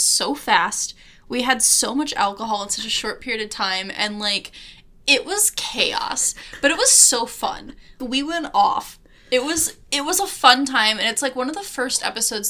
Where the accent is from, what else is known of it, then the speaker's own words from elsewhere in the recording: Detroit, Michigan, United States; We grew up in Metro Detroit